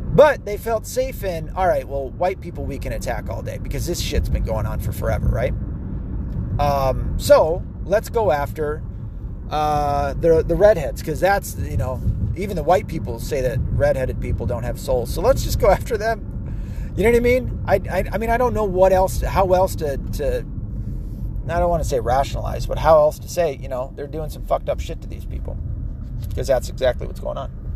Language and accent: English; the South, United States; as a Southerner